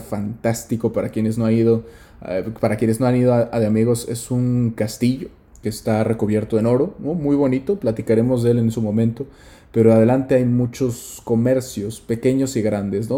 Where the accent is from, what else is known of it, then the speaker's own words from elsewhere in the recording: Mexico; moved away; nosotros somos de México